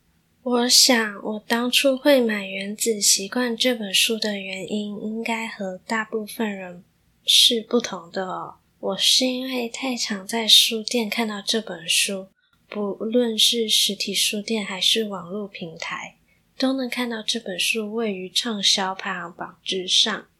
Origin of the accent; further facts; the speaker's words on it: Malaysia; moved away as an adult; now in Taiwan; 我从马来西亚来到台湾念大学，因为都是外食，再加上我觉得吃东西很解压，于是体重便蒸蒸日上。